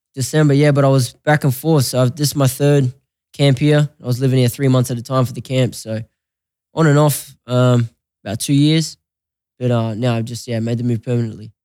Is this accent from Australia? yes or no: yes; Australia; moved away as an adult; now in Las Vegas, United States; I'm Australian, I'm a proud Australian, always will be